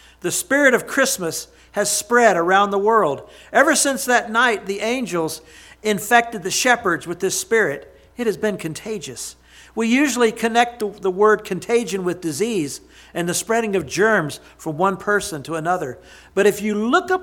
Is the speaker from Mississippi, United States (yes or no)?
yes; Jackson, Mississippi, United States; my hometown